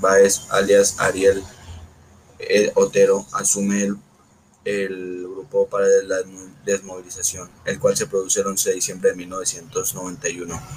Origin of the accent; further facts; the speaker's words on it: Puerto Berrío, Antioquia, Colombia; vos soy de Puerto Berrío, Antioquia.